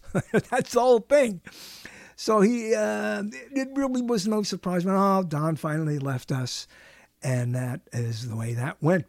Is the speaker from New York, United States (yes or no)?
yes; New York City, New York, United States; moved away; I'm from Brooklyn